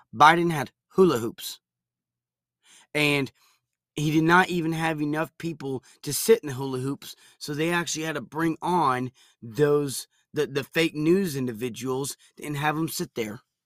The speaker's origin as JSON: {"language": "English", "country": "United States"}